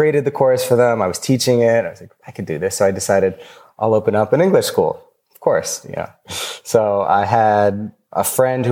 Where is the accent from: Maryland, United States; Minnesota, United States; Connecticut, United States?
Connecticut, United States; moved away as an adult; also born or lived in Bolivia; now in Panama; I'm originally from Connecticut outside New York City